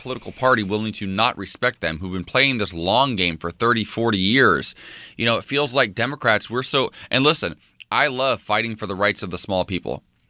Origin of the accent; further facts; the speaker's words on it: United States; Here's how frustrated as an American that I am.